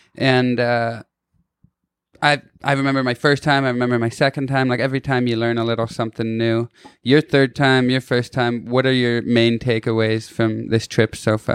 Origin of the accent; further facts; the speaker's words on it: Kitchener, Ontario, Canada; moved away as an adult; also born or lived in Toronto / Hermosa Beach, California; I'm a dude from Kitchener, Ontario, Canada